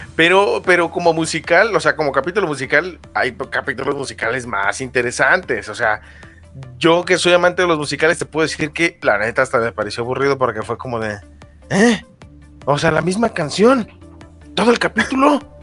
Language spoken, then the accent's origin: Spanish; Mexico; soy mexicano